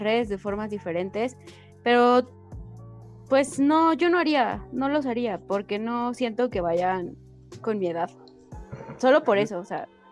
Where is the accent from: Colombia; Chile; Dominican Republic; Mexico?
Mexico; State of Mexico; accent: Estado de México; nosotros no tenemos el acento así chilango